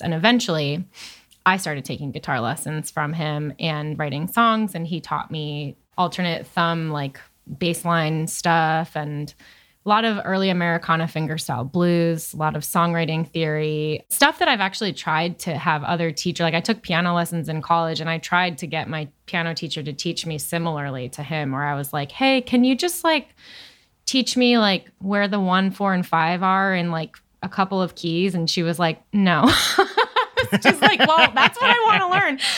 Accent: Chatham, New York, United States; also born or lived in Hoboken, New Jersey; I'm from Chatham

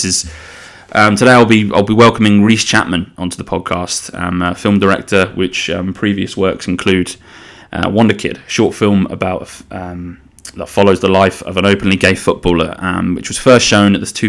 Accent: the Fens, Cambridgeshire, East of England, United Kingdom; I am from the Fens, which is in Cambridgeshire

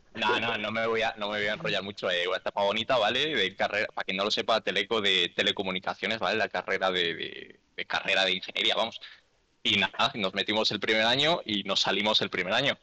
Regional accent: Galicia, Spain; hoy estamos todos gallegos en este podcast

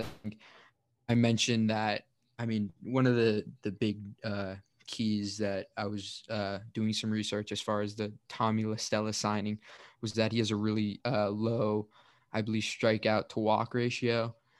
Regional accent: Redwood City, California, United States; I'm from Redwood City as well

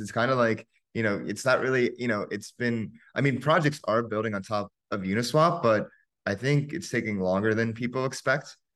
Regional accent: United States; growing up in America

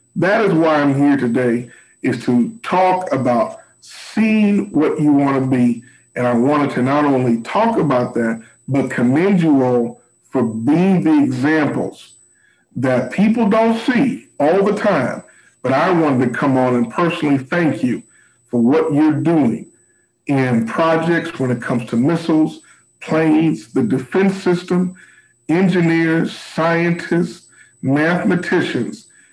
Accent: Missouri, United States; I'm from the Midwest, I'm from Missouri

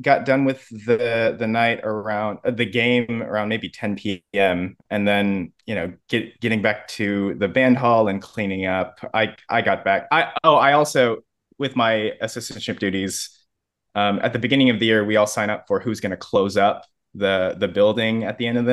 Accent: Houston, Texas, United States; moved away as an adult; now in Baton Rouge, United States; I was born and raised in Houston, Texas. That's home for me

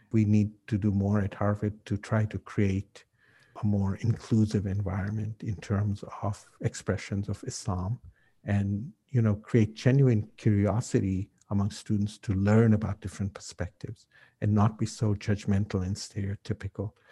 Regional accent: Kenya; Oh, I'm from Kenya. And no, you can't be Kenyan. You know, you, you don't look African. And then when I'd say, Well, you know, in, in Kenya, there are people from different parts of the world. And my family's been there for 200 years.

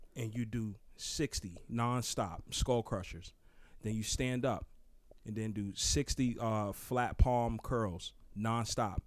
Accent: Newburgh, New York, United States; I'm from Newburgh, New York

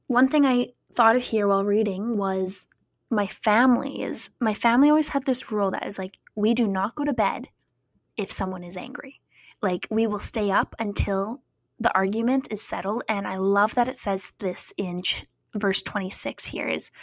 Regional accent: Cranbrook, British Columbia, Canada; moved away; my hometown of Cranbrook

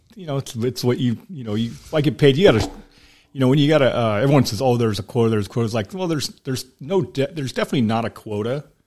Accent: Sacramento, California, United States; moved away as an adult; also born or lived in Elk Grove, California; now in Southern California, United States; I grew up in Sacramento. I was, I was born in Sacramento, like the downtown part

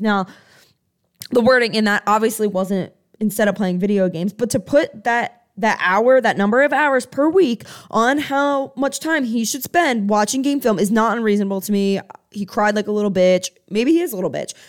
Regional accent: Philadelphia, Pennsylvania, United States; now in Clemson, United States; I am from Philadelphia, Pennsylvania, but currently reside in Clemson, South Carolina

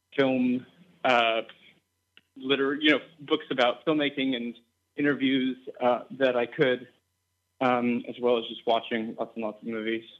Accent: East Coast, United States; I grew up on the East Coast

